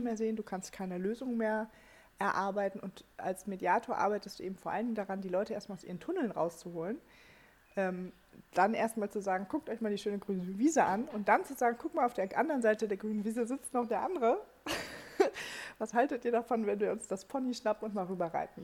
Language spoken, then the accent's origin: German; Germany; bei uns in Deutschland